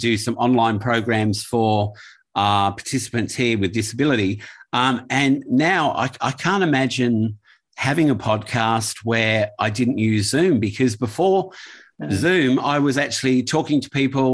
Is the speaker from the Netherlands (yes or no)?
no; England, United Kingdom; now in Australia; I grew up in England as well in the 70s, and then we moved here to Australia.